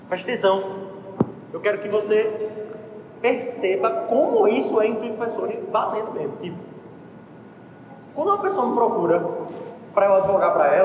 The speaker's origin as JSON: {"language": "Portuguese", "country": "Italy", "second_language": "Portuguese", "said": "eu sei falar italiano, eu sou italiano, pô."}